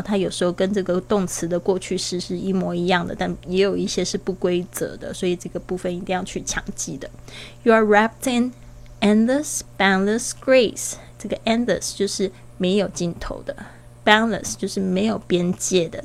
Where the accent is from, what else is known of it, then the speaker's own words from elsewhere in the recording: Kaohsiung, Taiwan; moved away; 回到了这个我的老家高雄这边